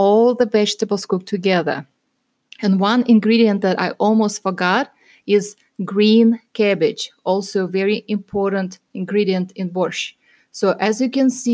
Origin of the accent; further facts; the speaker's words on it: Russia; moved away; I am originally from Russia